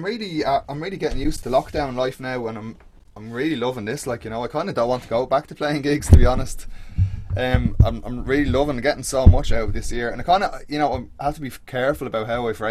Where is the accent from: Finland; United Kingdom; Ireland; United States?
Ireland; Baldoyle, Leinster; I'm back in my parents now, like where I grew up out in Balldoyle. So out by the sea, like kind of North Dublin